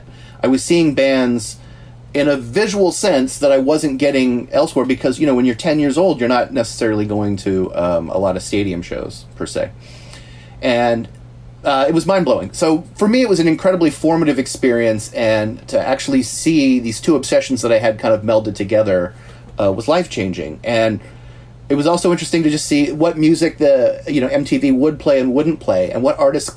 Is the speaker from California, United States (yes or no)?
yes; the Bay Area, California, United States; I grew up in the Bay Area